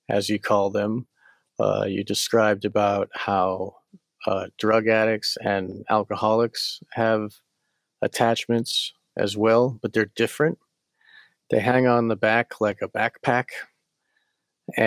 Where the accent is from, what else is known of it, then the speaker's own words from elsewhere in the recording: Massachusetts, United States; moved away; I'm from Massachusetts.